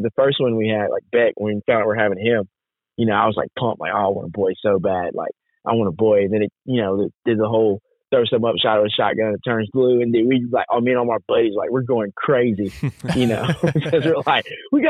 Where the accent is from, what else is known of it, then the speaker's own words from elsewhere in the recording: Camden, Arkansas, United States; I'm actually from Arkansas, we're so close on the line. So I'm like 20 minutes from Louisiana.